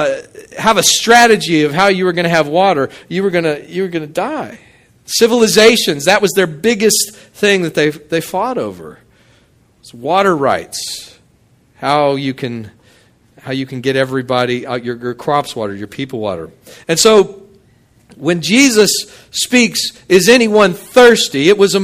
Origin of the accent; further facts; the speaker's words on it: Midland, Texas, United States; now in Hammond, United States; I grew up out in West Texas, Midland, and the annual rainfall was something like 9 to 11 inches in a year